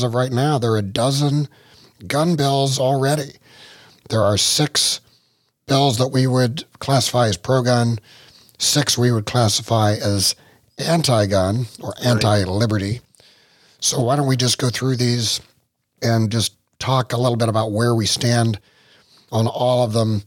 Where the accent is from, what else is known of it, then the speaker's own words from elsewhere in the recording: West Virginia, United States; Well, I'm from West Virginia